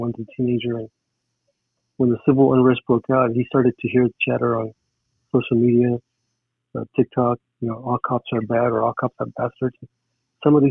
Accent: Los Angeles, California, United States; growing up in East Los Angeles

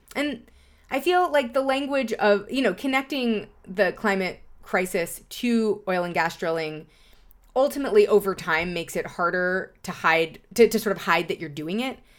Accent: New York City, New York, United States; I grew up in Lower Manhattan

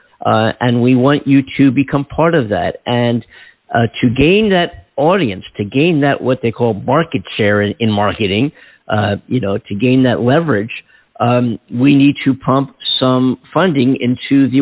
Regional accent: Philadelphia, Pennsylvania, United States; I'm from Philadelphia

